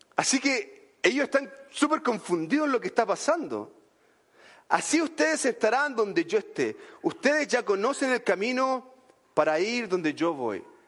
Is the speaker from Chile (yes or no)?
yes; Chile; en Chile diríamos bacán